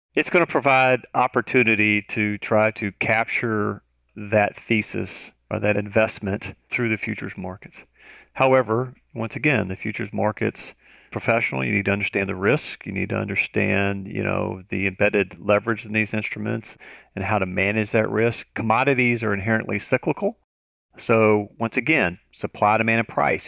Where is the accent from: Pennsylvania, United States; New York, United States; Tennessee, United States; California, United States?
Tennessee, United States; moved away; I'm originally from Tennessee.